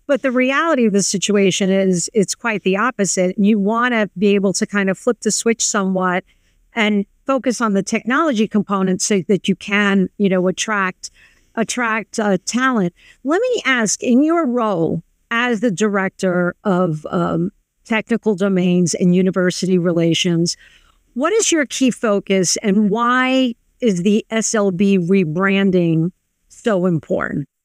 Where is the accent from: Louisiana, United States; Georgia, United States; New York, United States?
New York, United States; I grew up on the Lower East Side of New York